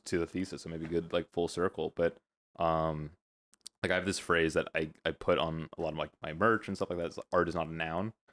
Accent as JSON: {"language": "English", "area": "the Valley", "region": "California", "country": "United States", "tie": "born or raised there", "said": "I am a California kid, Valley, born and raised."}